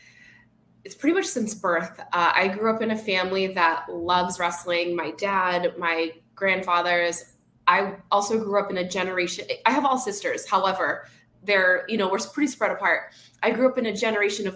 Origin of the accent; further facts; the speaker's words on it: Boston, Massachusetts, United States; now in Miami, United States; I'm originally from Boston, so very big wrestling town